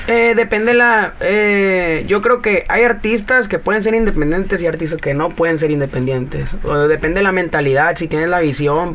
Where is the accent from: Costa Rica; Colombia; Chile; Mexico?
Mexico; Caborca, Sonora; moved away as an adult; now in Arizona, United States; Yo soy del pueblo de Caborca, Sonora